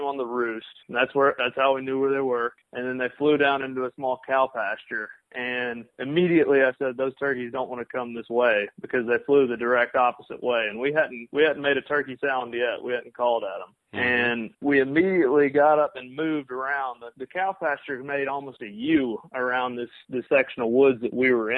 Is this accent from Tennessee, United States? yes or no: yes; Brownsville, Tennessee, United States; moved away as an adult; now in Birmingham, United States; I'm from Brownsville, Tennessee. It's a small town in West Tennessee